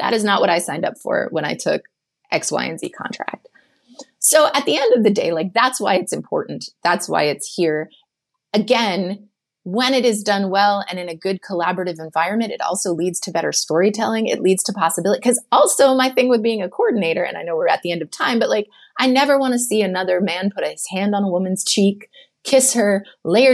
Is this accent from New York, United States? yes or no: no; North Carolina, United States; moved away; I'm this girl from North Carolina, like super naive in terms of actual experience